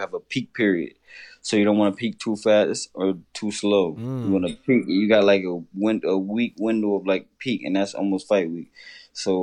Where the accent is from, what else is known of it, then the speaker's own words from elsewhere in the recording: Connecticut, United States; my home state of Connecticut